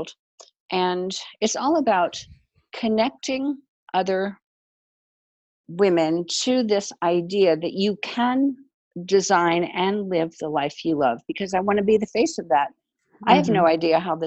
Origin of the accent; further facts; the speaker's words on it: Germany; moved away; I grew up in Germany